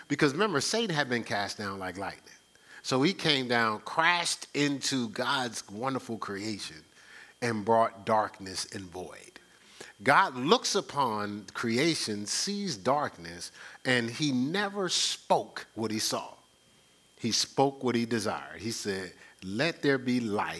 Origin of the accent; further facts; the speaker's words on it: Newark, New Jersey, United States; growing up in Newark